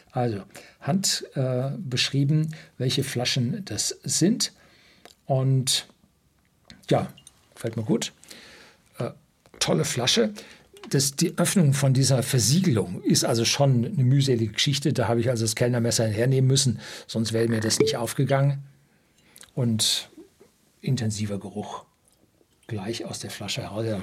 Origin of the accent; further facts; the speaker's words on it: North Rhine-Westphalia, Germany; Also ich kenne Kohle, ich bin im Ruhrgebiet aufgewachsen